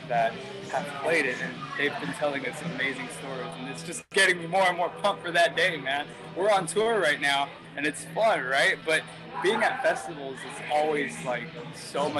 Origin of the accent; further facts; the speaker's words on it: Texas, United States; I'm from Texas and the band, we were all from Texas